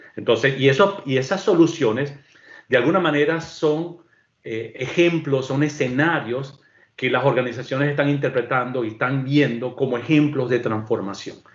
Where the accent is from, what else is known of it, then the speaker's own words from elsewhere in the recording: Venezuela; moved away; en mi país de origen, que es Venezuela